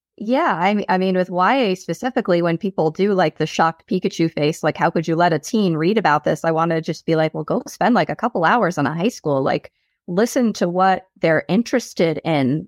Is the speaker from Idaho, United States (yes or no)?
no; South Shore, Long Island, New York, United States; accent: Long Island; also born or lived in Boston; born and raised on the South Shore.